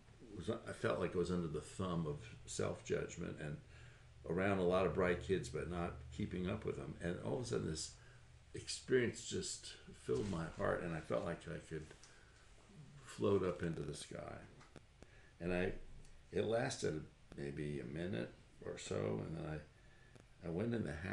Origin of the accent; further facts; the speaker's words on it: Tarrytown, New York, United States; I was just a normal kid growing up in Tarrytown, New York, about 25 miles north of New York City